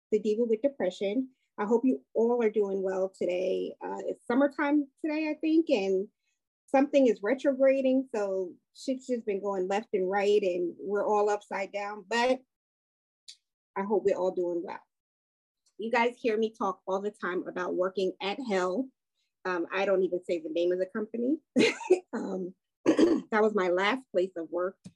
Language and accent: English; Brooklyn, New York, United States; I grew up in Brooklyn.